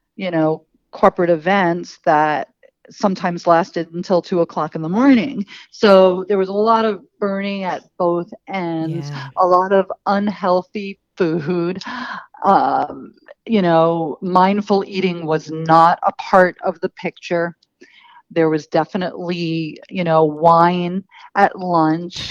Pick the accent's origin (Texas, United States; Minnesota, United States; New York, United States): New York, United States; New York City; I grew up in Queens, New York, um, which is a borough in New York City.